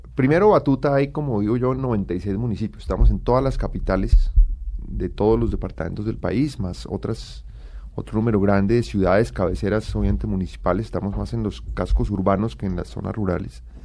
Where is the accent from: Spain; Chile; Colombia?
Colombia